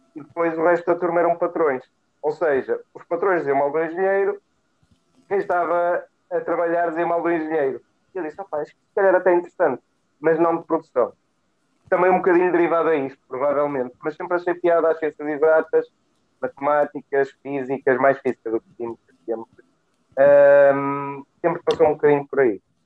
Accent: Guimarães, Braga, Portugal; eu cresci em Guimarães, mais concretamente em Pidém, um meio completamente industrializado com o têxtil.

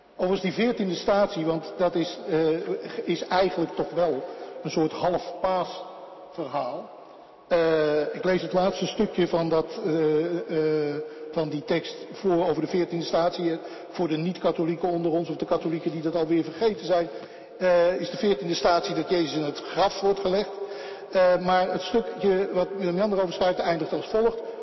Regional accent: Netherlands; ik ben een typische Hollander

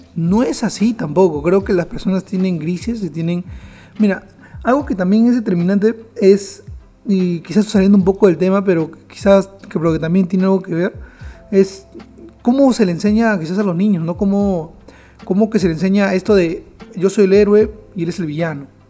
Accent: Peru

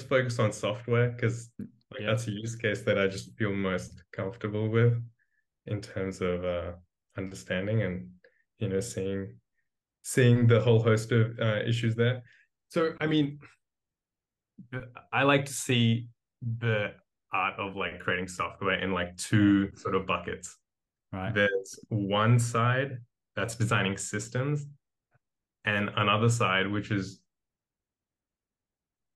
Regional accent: Australia; moved away as an adult; also born or lived in India; now in Berlin, Germany; I was born in India, but I grew up in Australia, and I've been in Berlin for the last 4 years

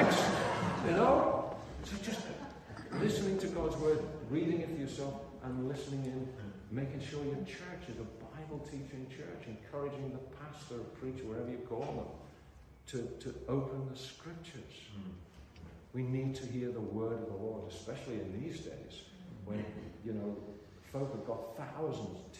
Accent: Liverpool, North West England, United Kingdom; I came up in very simple spirituality in the little mission hall I was converted in my hometown of Liverpool

